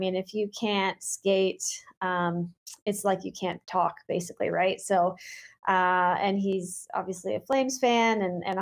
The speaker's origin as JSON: {"language": "English", "town": "Mammoth Lakes", "region": "California", "country": "United States", "tie": "born or raised there", "said": "grew up in the Eastern Sierras, which is in a town called Mammoth Lakes, California, where there was more ice and snow than anything else"}